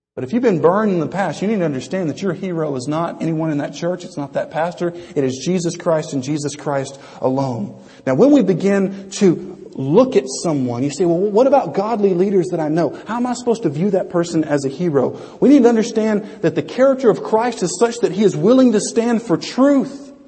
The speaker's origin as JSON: {"language": "English", "region": "Louisiana", "country": "United States", "tie": "born or raised there", "said": "growing up in Louisiana from when I was uh, 10 until 18"}